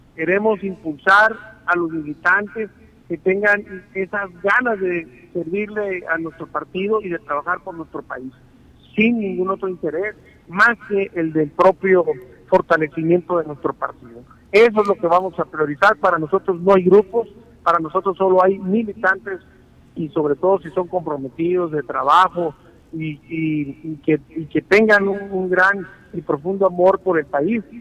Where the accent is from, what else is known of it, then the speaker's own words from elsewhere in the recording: Navojoa, Sonora, Mexico; now in Hermosillo, Mexico; yo soy originario de Navojoa, Sonora